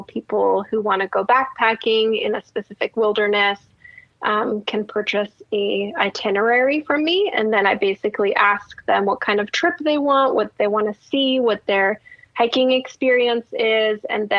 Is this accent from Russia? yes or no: no; Germany; English is a second language; now in United States; I'm originally from Germany, so I do have family in Germany, so I go visit there a lot. But other than that, I don't really leave Oregon that much.